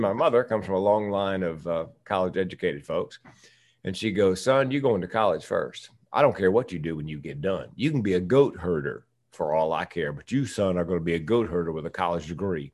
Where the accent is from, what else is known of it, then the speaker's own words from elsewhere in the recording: the South, United States; I'm from the South